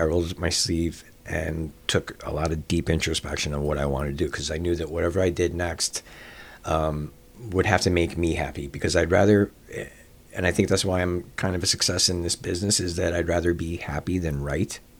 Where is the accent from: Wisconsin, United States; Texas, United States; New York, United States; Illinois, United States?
Illinois, United States; Chicago; I grew up in Rogers Park